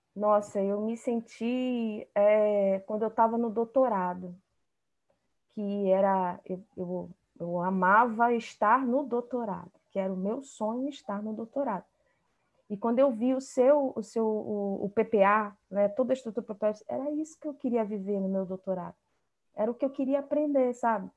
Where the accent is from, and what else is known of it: Amazonas, Brazil; also born or lived in Rio de Janeiro